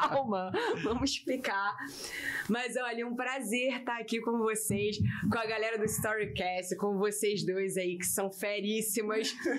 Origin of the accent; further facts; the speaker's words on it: Rio de Janeiro, Brazil; sou carioca, da Gema